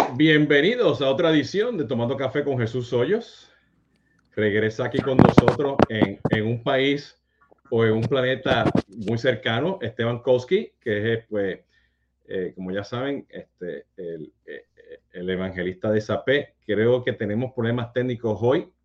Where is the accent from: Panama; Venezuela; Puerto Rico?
Puerto Rico; nosotros siendo puertorriqueños